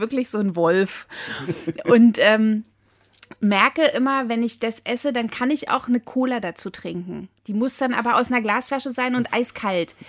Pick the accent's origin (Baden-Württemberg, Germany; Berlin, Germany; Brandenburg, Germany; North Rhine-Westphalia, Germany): Berlin, Germany; ich komme ja aus dem Friedrichshain